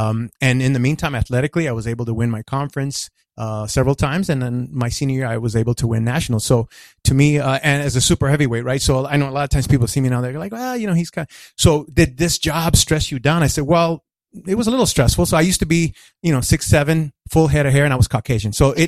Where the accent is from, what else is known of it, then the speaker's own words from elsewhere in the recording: El Paso, Texas, United States; I was born and raised in El Paso, Texas.